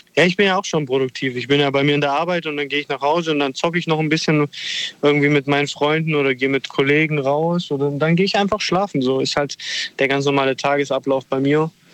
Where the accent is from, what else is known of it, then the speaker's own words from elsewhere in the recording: Italy; Ich als Italiener